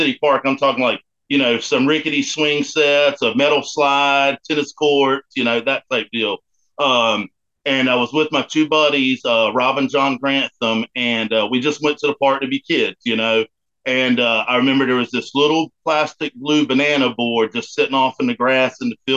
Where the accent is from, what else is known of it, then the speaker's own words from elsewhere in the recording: Morehead City, North Carolina, United States; also born or lived in Goldsboro, North Carolina; now in Greenville, United States; Born and bred North Carolina.